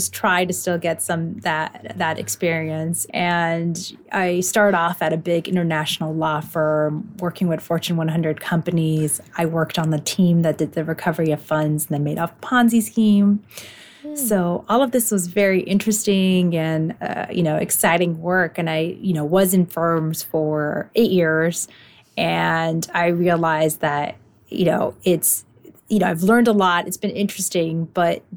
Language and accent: English; Los Angeles, California, United States; I grew up in LA and I love it, so I've stayed